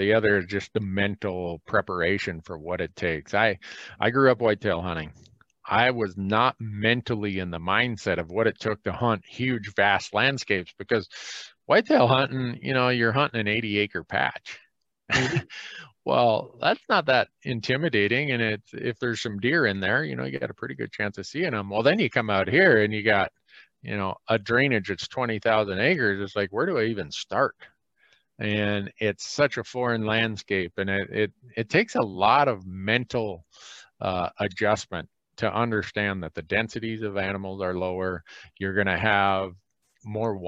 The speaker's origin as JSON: {"language": "English", "region": "Minnesota", "country": "United States", "tie": "born or raised there", "moved": "yes", "lives_now": "the American West", "said": "where I grew up in Minnesota"}